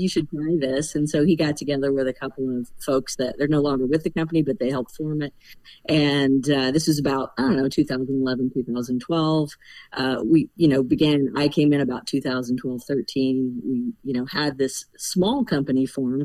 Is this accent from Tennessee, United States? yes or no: no; Central Illinois, United States; moved away as an adult; now in Driftless Area, United States; I'm from Central Illinois, but we we moved to the Driftless area about 20 plus years ago